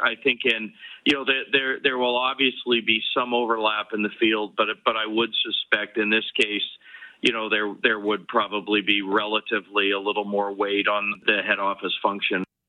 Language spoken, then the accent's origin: English; Canada; my uh, pride as a Canadian